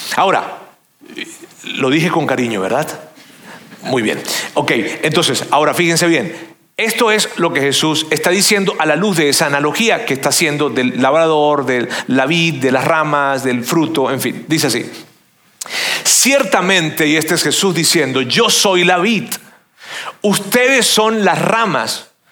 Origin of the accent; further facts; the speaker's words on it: Venezuela; yo soy venezolano